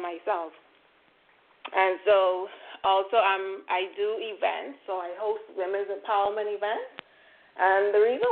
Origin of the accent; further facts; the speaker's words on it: Bahamas; I'm here from the Bahamas.